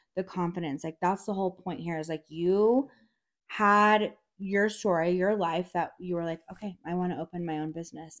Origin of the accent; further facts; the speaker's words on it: Durango, Colorado, United States; I'm from Durango, so I've been here